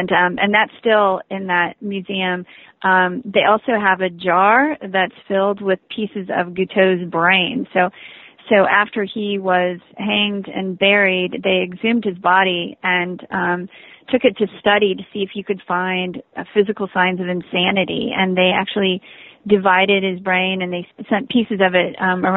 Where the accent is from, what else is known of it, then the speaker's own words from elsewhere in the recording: Ohio, United States; moved away; I'm from Ohio originally. I was born and raised in Ohio.